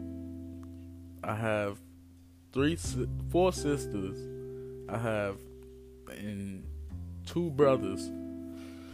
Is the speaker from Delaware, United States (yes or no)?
no; Newark, New Jersey, United States; I was born and raised in Newark, New Jersey. Been living here mostly all my life